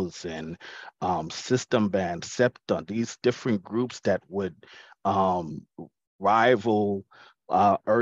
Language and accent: English; Nassau, New Providence, Bahamas; growing up in the Bahamas, when I was in, it's not elementary school, but it's called primary school